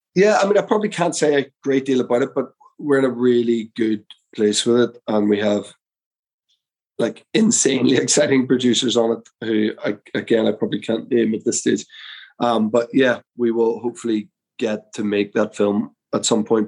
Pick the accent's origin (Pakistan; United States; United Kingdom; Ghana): United Kingdom; Belfast, Northern Ireland; I'm from Belfast